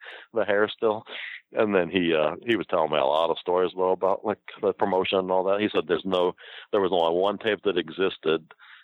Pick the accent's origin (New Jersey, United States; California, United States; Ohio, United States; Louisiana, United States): Ohio, United States; Akron; moved away; I'm from Akron.